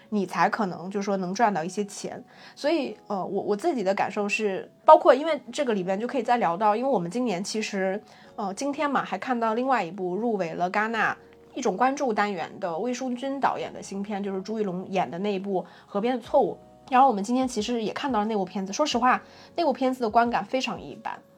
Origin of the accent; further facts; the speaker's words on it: China; 我们中国人